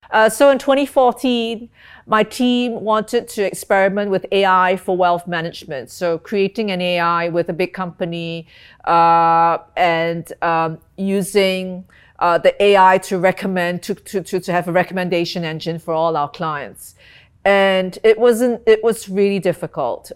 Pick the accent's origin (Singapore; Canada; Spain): Singapore; moved away as an adult; also born or lived in London / Hong Kong / Tokyo; I'm Singaporean, um, but I've, I've spent a lot of my working life overseas